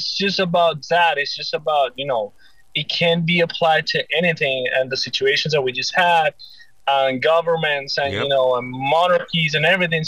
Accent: Caracas, Capital District, Venezuela; moved away; I'm originally from Caracas, Venezuela

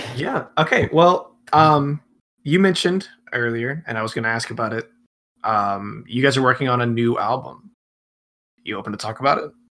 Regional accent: Atlanta, Georgia, United States; moved away as an adult; now in Orlando, United States; I'm from Atlanta

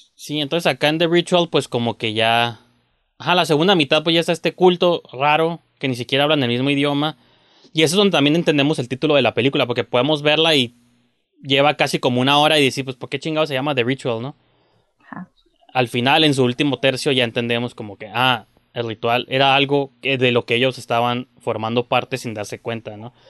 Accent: Mexico; soy mexicano

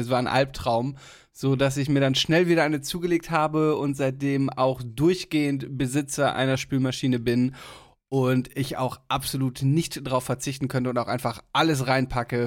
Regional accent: Germany; bei uns in Deutschland

